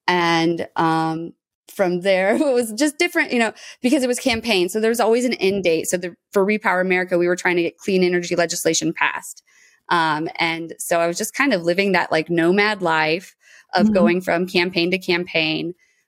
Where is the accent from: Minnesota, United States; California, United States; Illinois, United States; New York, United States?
Illinois, United States; Moline; I was born and raised in Moline, Illinois, so small town on the Mississippi River.